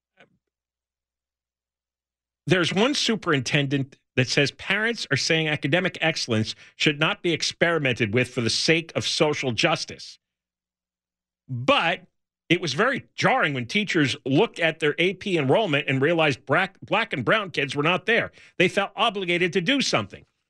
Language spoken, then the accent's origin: English; New York area, New Jersey, United States; moved away; I grew up in the New York area, New Jersey